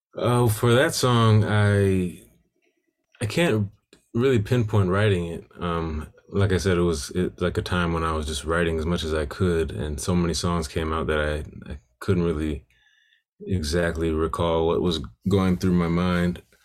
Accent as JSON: {"language": "English", "town": "Milwaukee", "region": "Wisconsin", "country": "United States", "tie": "born or raised there", "said": "growing up in Milwaukee"}